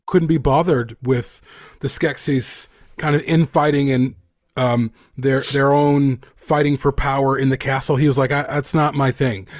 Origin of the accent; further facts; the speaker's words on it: United States; I'm an American.